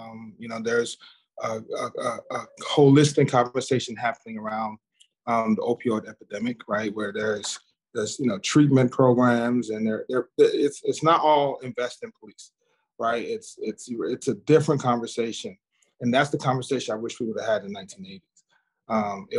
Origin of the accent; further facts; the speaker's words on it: Dallas, Texas, United States; I grew up in Southern Dallas in the 80s and 90s.